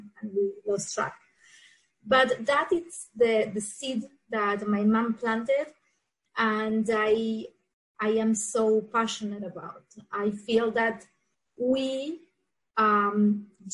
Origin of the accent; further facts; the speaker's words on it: Argentina; English is a second language; moved away as an adult; now in South Florida, United States; I am originally from Argentina. I moved to USA, to South Florida, in 2001 after I got married.